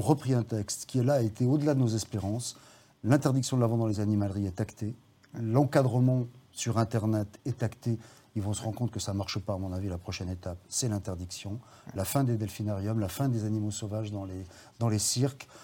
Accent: Saint-Étienne, Auvergne-Rhône-Alpes, France; moved away as an adult; also born or lived in Mauriac, Cantal / Lyon; j'ai grandi à Saint-Étienne, je l'ai quitté, en fait, euh, pour commencer mes études de droit à Lyon.

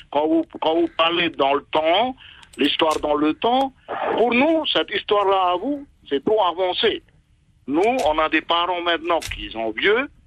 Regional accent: Marquesas Islands, French Polynesia; vous éclairer ce qui passait dans le temps, ici chez nous aux Marquises. Mhm. Moi, je parle des Marquises.

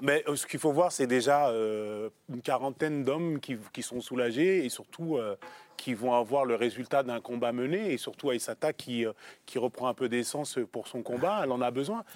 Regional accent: France; oui, nous sommes des Français.

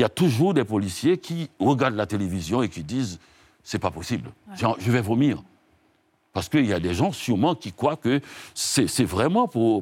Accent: Haiti; je viens d'Haïti

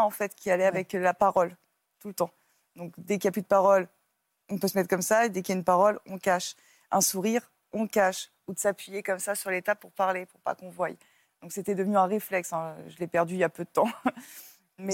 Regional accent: Paris, Île-de-France, France; moved away; je viens de Paris et puis après, je suis partie vivre en campagne

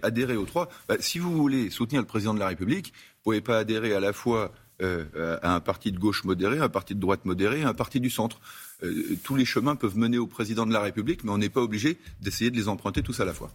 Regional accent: Savoie, Auvergne-Rhône-Alpes, France; en tant que Savoyard

